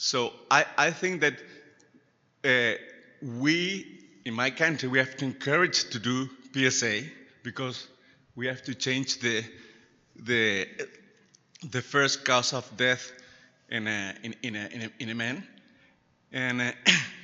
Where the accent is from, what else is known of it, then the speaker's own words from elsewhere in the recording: Chile; I came from Chile, where Chile, South America